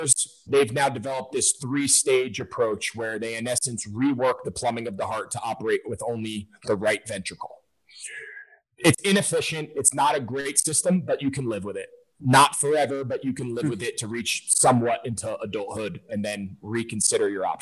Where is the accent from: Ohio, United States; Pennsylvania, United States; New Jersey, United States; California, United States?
New Jersey, United States; Wayne; my hometown in Wayne, New Jersey